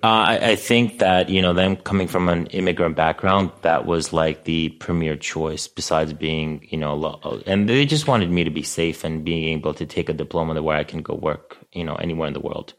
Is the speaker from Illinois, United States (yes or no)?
no; New York City, New York, United States; I grew up in Astoria, so I knew Astoria